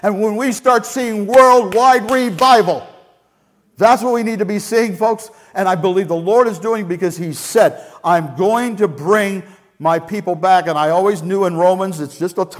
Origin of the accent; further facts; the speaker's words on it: Scotland, United Kingdom; as a Scottish person